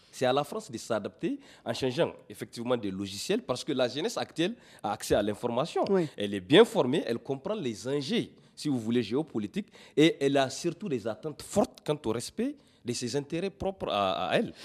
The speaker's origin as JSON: {"language": "French", "country": "Niger", "said": "Nous sommes des Nigériens"}